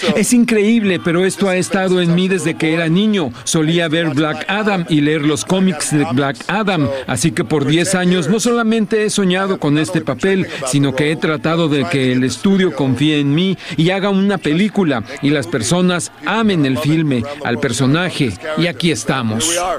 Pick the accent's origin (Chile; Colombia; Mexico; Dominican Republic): Mexico; como los mexicanos hacemos